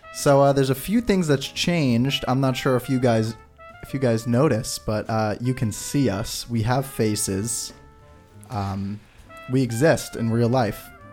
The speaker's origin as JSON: {"language": "English", "region": "New York", "country": "United States", "said": "I'm even from New York"}